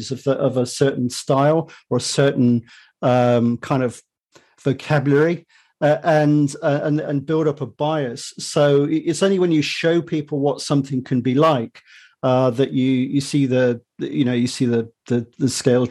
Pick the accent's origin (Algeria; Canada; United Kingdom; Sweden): United Kingdom; accent: British; as your listeners might have deduced from my accent, I'm British, you know, not in the US